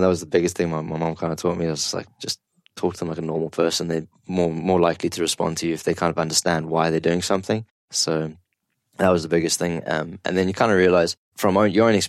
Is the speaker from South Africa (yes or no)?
yes; South Africa; now in Kuwait; growing up in South Africa, like going to farms and stuff like that, you would help your dad chop wood